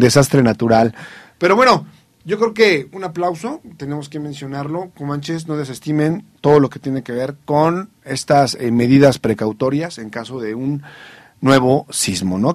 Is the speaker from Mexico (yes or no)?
yes; Mexico; como mexicano, como estudioso de las ciencias sociales